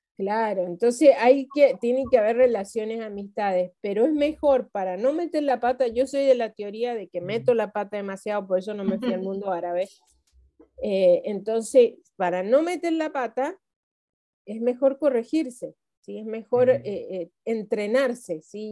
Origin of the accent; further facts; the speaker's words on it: Argentina; como argentinos tenemos muchas